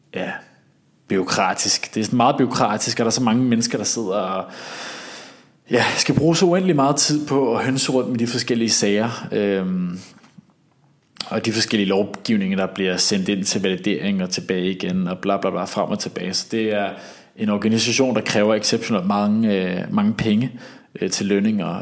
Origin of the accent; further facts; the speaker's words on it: Denmark; accent: Danish; very Danish-agtig